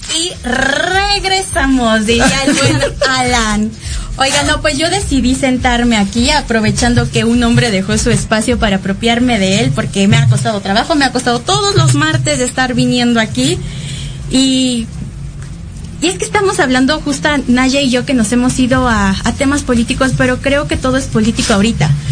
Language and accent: Spanish; Mexico City, Mexico; me siento como súper chilanga